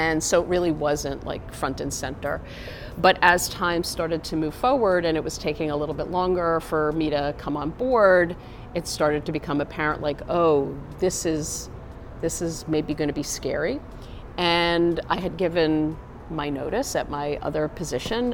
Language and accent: English; New York City, New York, United States; I am a New Yorker. I grew up in Brooklyn.